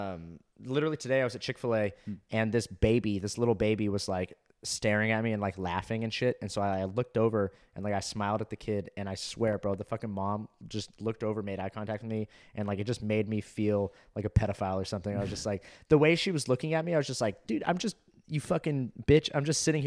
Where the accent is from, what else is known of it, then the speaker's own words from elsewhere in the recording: Orange County, California, United States; I grew up in Orange County, California